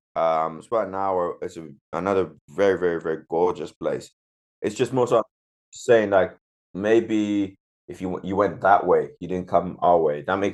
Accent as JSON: {"language": "English", "country": "Zimbabwe", "said": "Because, you know, I come from Zimbabwe"}